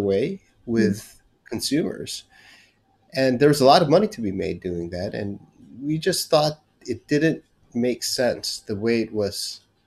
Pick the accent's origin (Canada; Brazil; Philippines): Philippines; moved away as an adult; also born or lived in United States / California; now in Singapore; born and raised in the Philippines and moved to the United States to study in college.